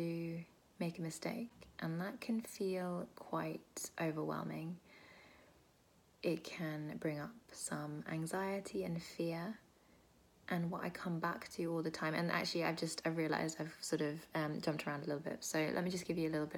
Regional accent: United Kingdom; I am British, Indian, Bengali

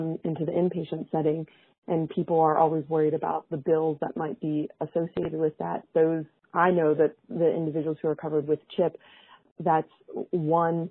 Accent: West Virginia, United States; my home state, West Virginia

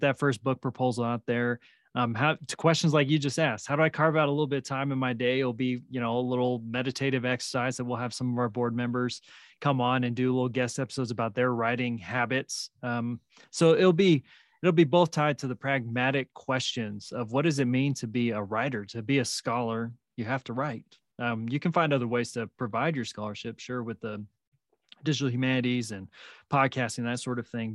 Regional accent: Salinas, California, United States; now in New Mexico, United States; where I grew up in Salinas

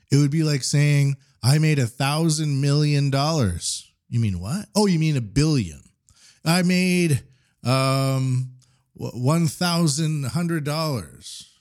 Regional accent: Canada; now in Japan; as a Canadian in Japan

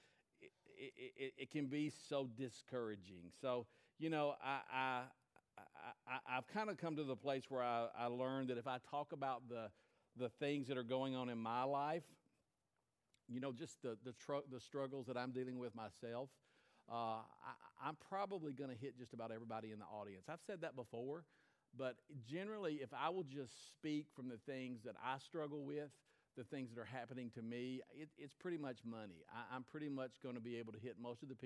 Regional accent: United States; I was from the United States of America

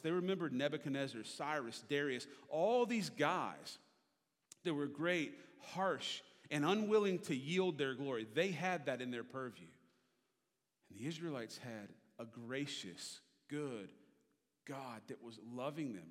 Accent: Richmond, Virginia, United States; I grew up in Richmond, Virginia

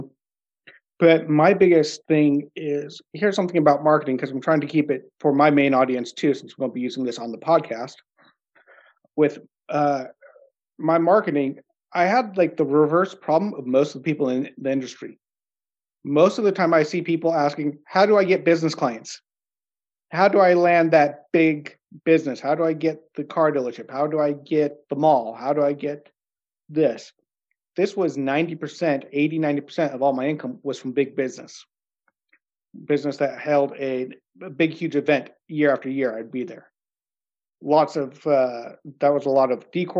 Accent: United States; moved away as an adult; now in Norway

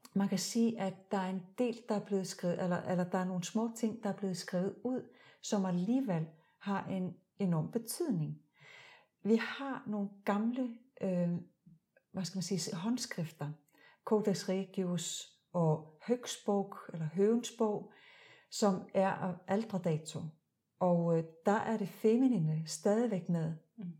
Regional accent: Iceland; now in Denmark; jeg er født og opvokset i Island.

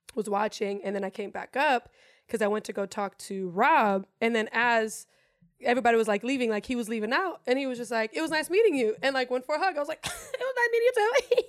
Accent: Germany; English is a second language; now in United States; I'm German, born and raised in Germany. English is my second language.

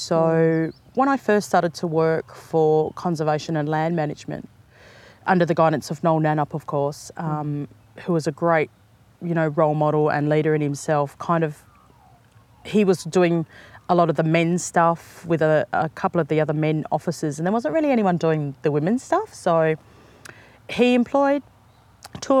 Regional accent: Fremantle, Western Australia, Australia; also born or lived in Perth, Subiaco / Katanning; So I grew up around the Hamilton Hill, Fremantle area. Most of my life

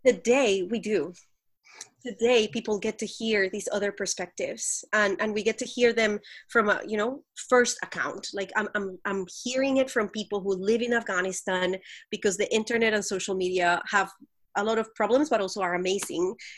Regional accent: Colombia; I grew up in Colombia, the country

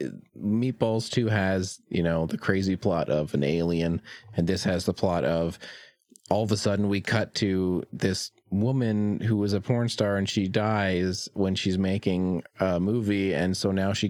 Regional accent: Peterborough, Ontario, Canada; filmed in Peterborough, Ontario, my hometown

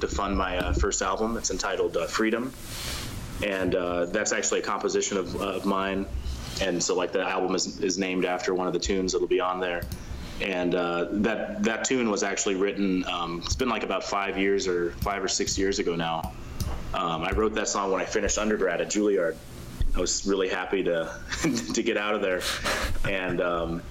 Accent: Vancouver, Washington, United States; moved away as an adult; also born or lived in New York City / Miami; I usually tell people I'm from Portland, but I'm really from a suburb called Vancouver, Washington, which is right across the Columbia River. So I grew up playing in like a typical high school band program

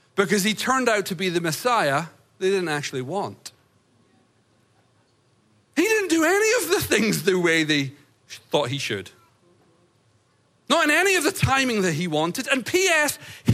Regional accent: United States; as an American

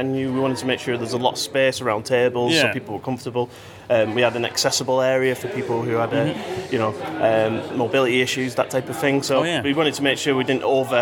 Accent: Manchester, North West England, United Kingdom; I'm not from Yorkshire. I'm from Manchester.

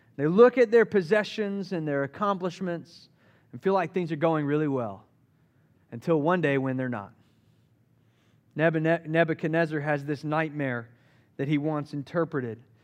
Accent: Charleston, South Carolina, United States; now in Asheville, United States; I grew up in Charleston, South Carolina

